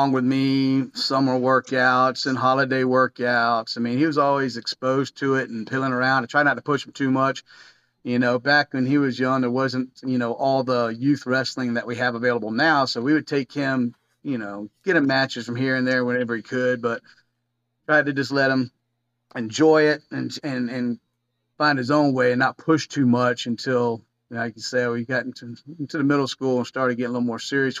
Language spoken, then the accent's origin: English; Florida, United States; moved away as an adult; now in Tallahassee, United States; I loved Flagler. I grew up in Flagler. It was a small town atmosphere.